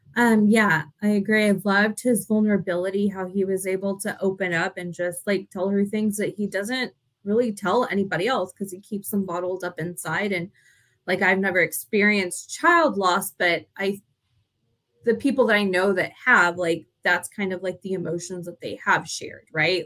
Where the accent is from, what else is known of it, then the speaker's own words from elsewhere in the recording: Texas, United States; though we're from Texas, like we're not from like country Texas